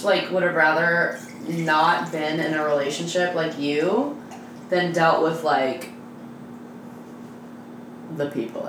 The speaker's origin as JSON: {"language": "English", "region": "California", "country": "United States", "said": "I'm from California and sometimes I talk like that."}